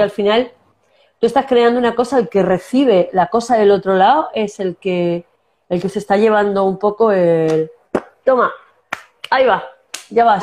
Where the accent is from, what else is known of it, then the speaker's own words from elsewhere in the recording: Castilla-La Mancha, Spain; accent: manchego; moved away as an adult; also born or lived in Córdoba / Canary Islands; yo soy manchega, ya tengo mi acento